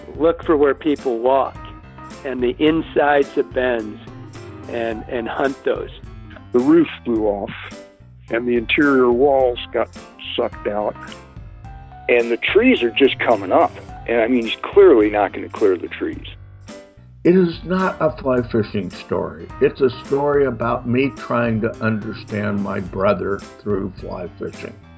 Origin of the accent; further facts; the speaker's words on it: Huntsville, Alabama, United States; we were in North Alabama, in what's now the giant city of Huntsville